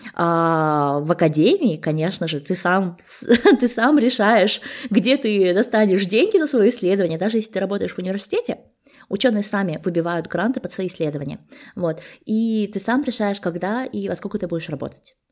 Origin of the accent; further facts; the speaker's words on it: Almaty, Kazakhstan; moved away as an adult; also born or lived in Sweden; Я сама родом из Алматы, и э, бакалавры, и магистратуру я получала в своем родном городе